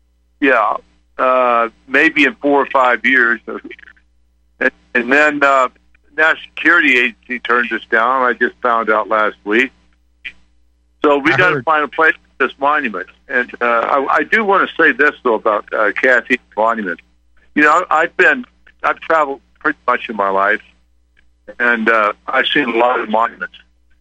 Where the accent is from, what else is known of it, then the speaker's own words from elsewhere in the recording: Colorado, United States; We, you know, had a reunion last year in Colorado Springs, my home state. But by the way, I live on the western side of Colorado, where there's not too many liberals.